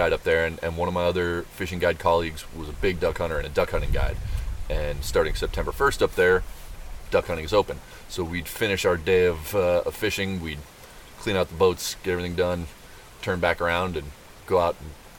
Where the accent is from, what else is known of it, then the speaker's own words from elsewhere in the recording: Oahu, Hawaii, United States; moved away; also born or lived in Montana / Alaska; I grew up on Oahu in Hawaii, so a pretty pretty developed, pretty urban space.